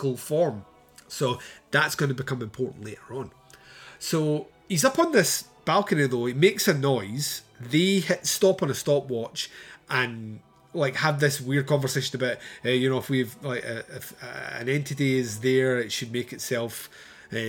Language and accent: English; Scotland, United Kingdom; I'm Scottish